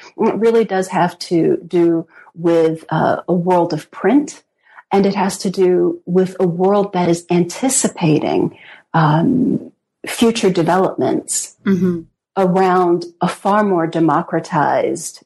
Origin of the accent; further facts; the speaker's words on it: United States; also born or lived in Britain; as an American historian